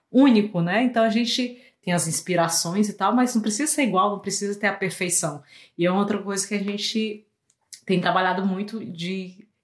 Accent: Fortaleza, Ceará, Brazil; also born or lived in Rio de Janeiro; now in Canada; Aí eu mudei de cidade, né? Saí de Fortaleza, fui pro Rio. E agora, quem vai cortar meu cabelo? E aí eu tive que testar. E daí do Rio pro Canadá

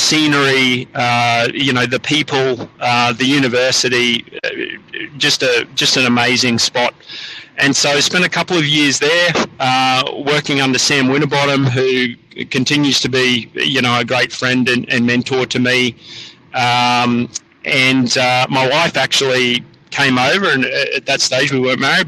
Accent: Queensland, Australia; moved away as an adult; also born or lived in United States; back in my home state in Queensland

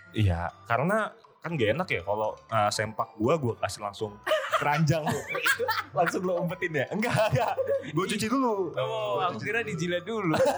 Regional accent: Semarang, Central Java, Indonesia; kami dari Semarang

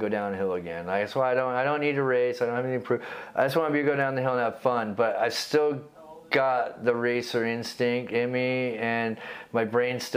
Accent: Bellevue, Washington, United States; also born or lived in England; I grew up in Bellevue

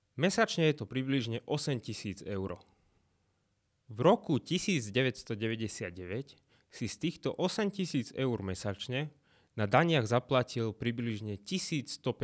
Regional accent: Slovakia

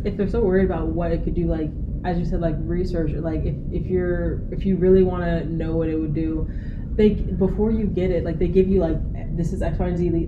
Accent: Houston, Texas, United States; I'm from Houston

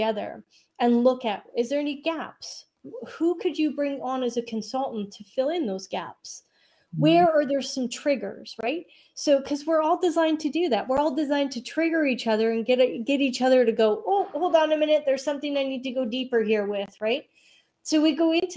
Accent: Canada; also born or lived in Alberta, Canada; I'm a Canadian

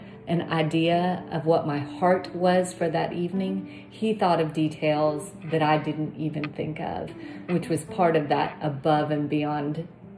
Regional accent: India; moved away; I was born in India

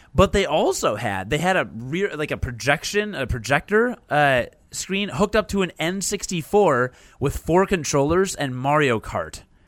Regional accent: Chicago, Illinois, United States; I'm from Chicago

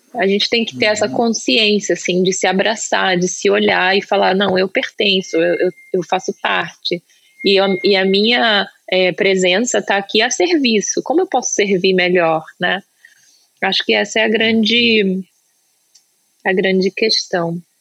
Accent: Brazil; now in United States; eu sou brasileira

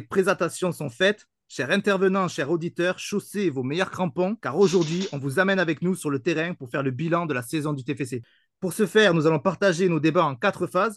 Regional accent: Toulouse region, Occitania, France; je suis issu de la région toulousaine

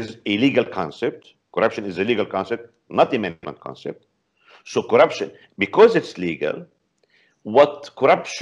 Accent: Palestine; now in Beirut, Lebanon; originally I'm a Palestinian, not Lebanese, but right now I'm in Lebanon in Beirut

